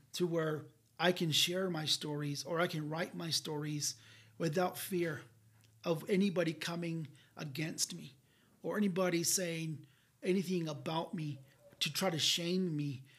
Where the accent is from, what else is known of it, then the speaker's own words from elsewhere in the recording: Hopi, Zuni, and Laguna, New Mexico, United States; I'm from Hopi, I'm from Zuni, and I'm from Laguna.